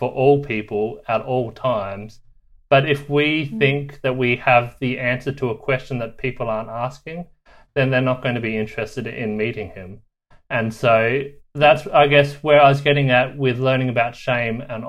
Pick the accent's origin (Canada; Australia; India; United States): Australia; moved away as an adult; I'm actually from Australia